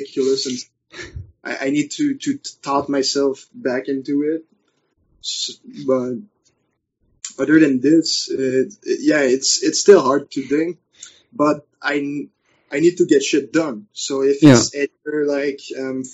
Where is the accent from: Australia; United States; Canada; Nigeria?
Canada; accent: French; first language French; English is a second language; I'm basically speaking with my French accent, really pronounced